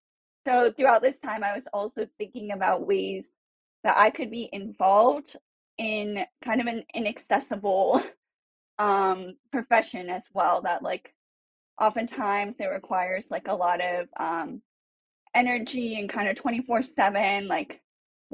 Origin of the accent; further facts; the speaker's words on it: Cupertino, California, United States; also born or lived in San Francisco; I'm from Cupertino, California, and I am now working at a political consulting firm in San Francisco